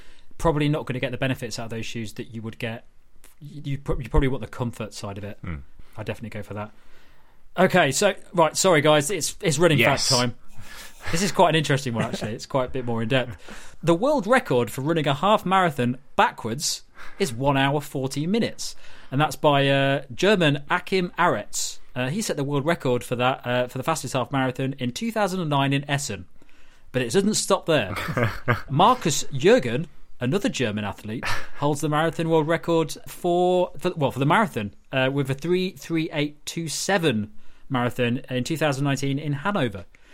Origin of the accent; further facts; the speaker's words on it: United Kingdom; We're all British.